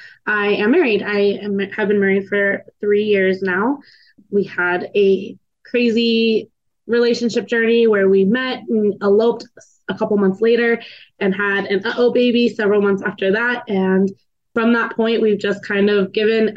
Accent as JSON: {"language": "English", "town": "Reno", "region": "Nevada", "country": "United States", "said": "I am from Reno, Nevada."}